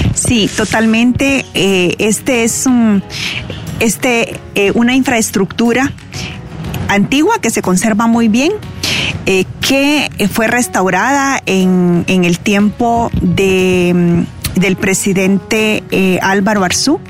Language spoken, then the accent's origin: Spanish; Puerto Barrios, Izabal, Guatemala; moved away; Yo crecí en Puerto Barrios